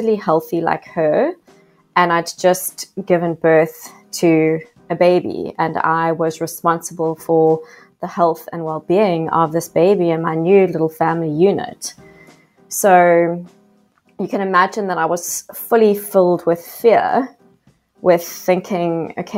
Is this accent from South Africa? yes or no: yes; South Africa; accent: South African; now in Australia; I am actually South African, a South African living in Australia. You might hear my yas, which is the telltale sign of that I'm still deeply South African.